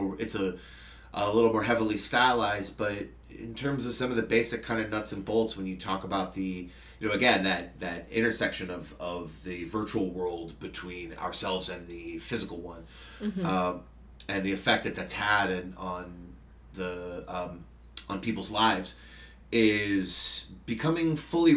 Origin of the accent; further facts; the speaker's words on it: Fremont, California, United States; also born or lived in San Francisco / Redwood City / San Jose; I have lived in the Bay Area my entire life